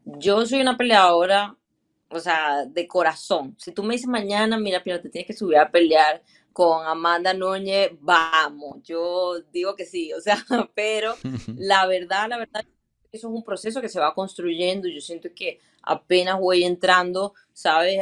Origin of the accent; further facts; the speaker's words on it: Venezuela; como venezolana, creo que como latina me siento eh, bastante orgullosa